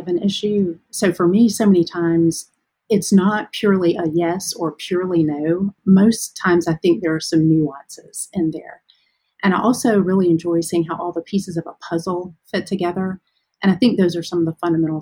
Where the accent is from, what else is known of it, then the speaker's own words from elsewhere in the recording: Ozark, Alabama, United States; also born or lived in Nashville, Tennessee; now in Birmingham, United States; So I grew up in Ozark, which is a small town in southeastern Alabama.